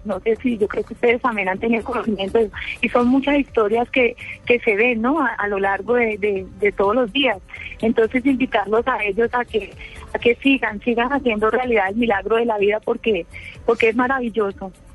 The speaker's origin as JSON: {"language": "Spanish", "region": "Huila", "country": "Colombia", "also_born_or_lived": "Neiva", "said": "nosotros somos del departamento del Huila"}